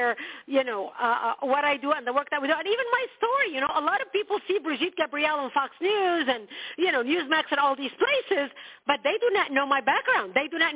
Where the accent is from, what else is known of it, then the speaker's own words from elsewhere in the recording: Lebanon; moved away; I was born and raised in Lebanon